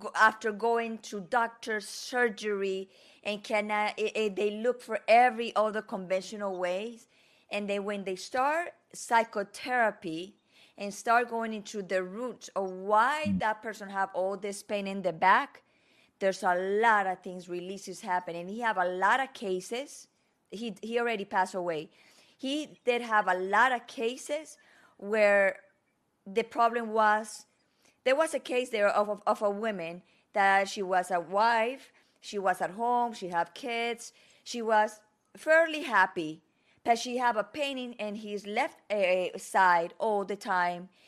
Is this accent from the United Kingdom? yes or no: no; Medellín, Antioquia, Colombia; first language Spanish; English is a second language; moved away; where I learned my Spanish from Colombia Medellin